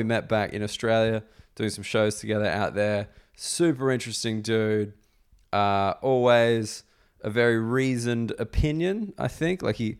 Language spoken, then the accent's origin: English; Canada; as a Canadian, I was very intimidated to have to ski alongside him.